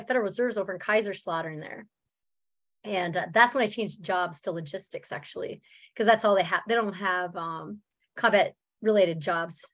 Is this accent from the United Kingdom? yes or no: no; New Brunswick, Canada; also born or lived in Germany; now in Minnesota, United States; I'm originally from Canada. From New Brunswick. Yes. I am. That's where I was born and raised